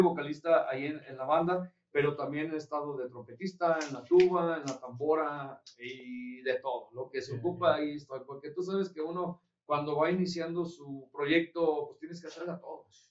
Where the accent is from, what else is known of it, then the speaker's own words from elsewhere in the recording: Yuriria, Guanajuato, Mexico; somos de ahí de Yuriria